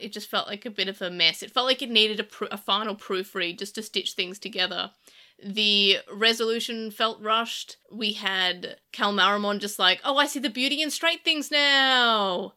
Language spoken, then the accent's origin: English; Australia; being Australian